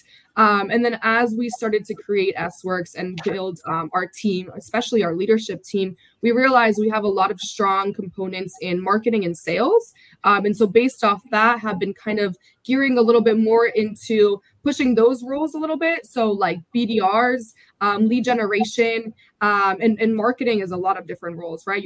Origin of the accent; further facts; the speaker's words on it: Delaware, United States; I was born and raised in Delaware, my family